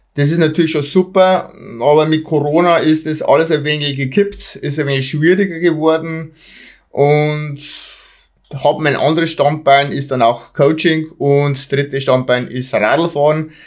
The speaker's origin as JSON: {"language": "German", "region": "Bavaria", "country": "Germany", "said": "Bei uns in Bayern"}